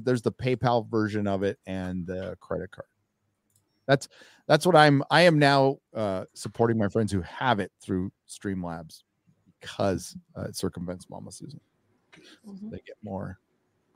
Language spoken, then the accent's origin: English; San Diego, California, United States; My San Diego Padres is a baseball team from my hometown